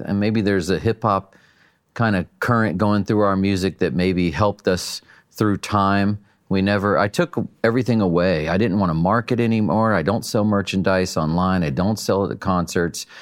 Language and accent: English; North Carolina, United States; now in California, United States; I'm a hillbilly from North Carolina